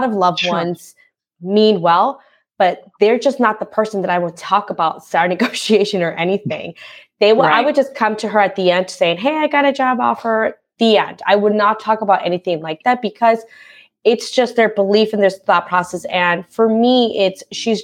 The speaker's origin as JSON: {"language": "English", "country": "Guatemala", "tie": "born or raised there", "moved": "yes", "said": "I'm a first generation immigrant. So I was born in Guatemala"}